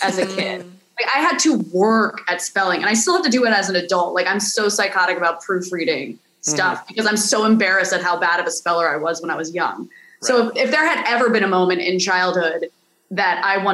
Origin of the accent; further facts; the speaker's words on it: New Jersey, United States; I grew up in Jersey